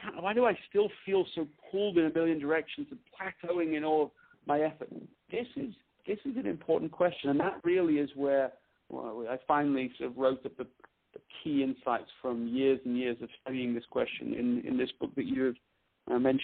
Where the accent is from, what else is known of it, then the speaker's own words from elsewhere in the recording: Leeds, Yorkshire and the Humber, United Kingdom; moved away as an adult; also born or lived in London, England; now in United States; I was born in London, England. I grew up in the north of England in Leeds.